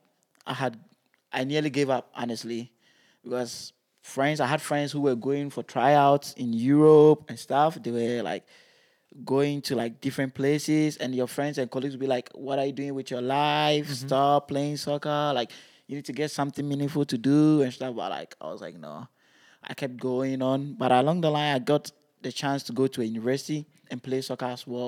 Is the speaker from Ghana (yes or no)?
yes; Ghana; moved away; growing up in Ghana